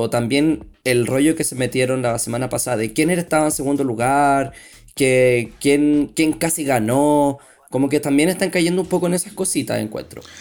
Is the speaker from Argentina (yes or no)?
no; Chile; accent: Chilean; moved away as an adult; also born or lived in Brazil; now in Sao Paulo, Brazil; yo soy, soy de Chile también, como, como bien pueden notar en mi acento